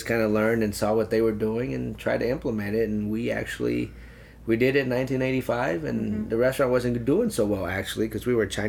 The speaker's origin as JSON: {"language": "English", "town": "St. Louis", "region": "Missouri", "country": "United States", "tie": "born or raised there", "said": "I love St. Louis. You know, I've been here, I grew up here, we've been here since 1980, mm-hmm. and it's my town, my home, you know, and I love St. Louis."}